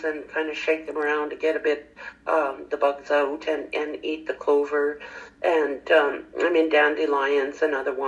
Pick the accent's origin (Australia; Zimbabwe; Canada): Canada; St. Charles, Ontario; I was raised in St. Charles, Ontario, and we lived on a farm